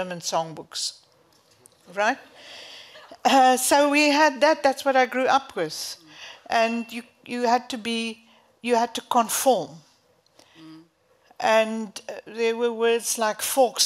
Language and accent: English; South Africa; moved away as an adult; I moved away from South Africa in 2019.